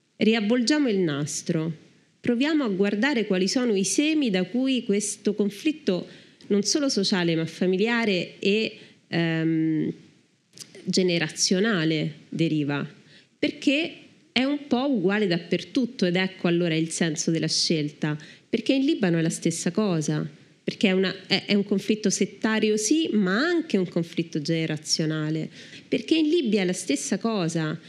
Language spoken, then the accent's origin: Italian; Italy